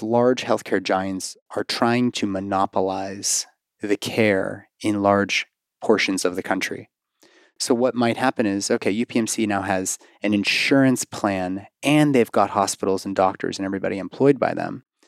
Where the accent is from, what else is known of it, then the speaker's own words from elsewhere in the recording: Pittsburgh, Pennsylvania, United States; moved away; also born or lived in Bethel Park, Pennsylvania; my hometown of Pittsburgh